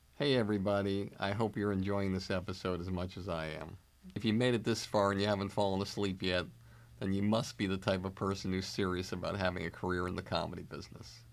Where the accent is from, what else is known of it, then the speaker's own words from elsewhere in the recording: Longmeadow, Massachusetts, United States; I'm from Long Meadow, Massachusetts, near the Basketball Hall of Fame in Springfield.